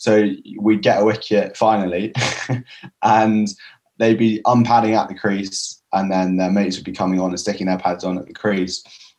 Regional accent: Sussex, South East England, United Kingdom; I'm from Sussex, support Sussex cricket as well. So that's my stomping grounds.

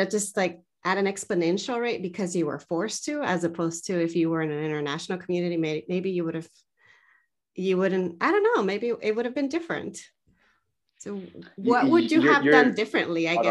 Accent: United States; moved away as an adult; also born or lived in California; I open my mouth and people instantly know I'm from the US

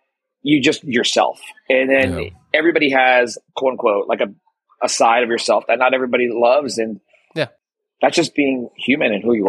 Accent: Woodbridge, New Jersey, United States; also born or lived in Daly City, California / South San Francisco, California; now in San Francisco, United States; I grew up in New Jersey, right? Mm. And around my neighborhood, it was Woodbridge is where I'm from. Okay. So it was Jewish and Italian and maybe Eastern European, like Hungarians.

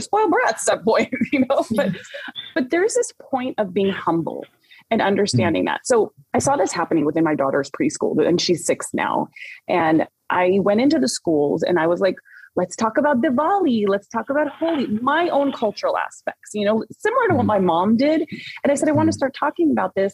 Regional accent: Orange County, Southern California, United States; I grew up in the Orange, in Orange County, but I'm also born and raised Southern Californian girl

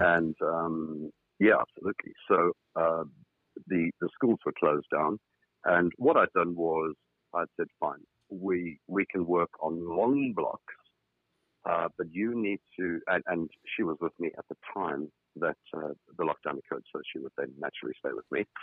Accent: South Africa; now in United Kingdom; despite my accent, I should just clear it up very quickly. That's uh, I'm in the United Kingdom, not in South Africa anymore

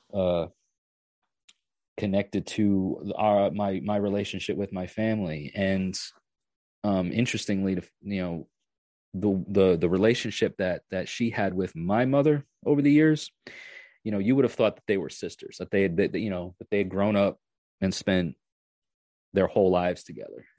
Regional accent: New York, United States; moved away as an adult; now in Tennessee, United States; I used to work on a farm three, four, three or four days a week, um, when I was about ten or eleven years old, all the way up until I was like twenty-one or so when I moved from New York to, to, to Tennessee

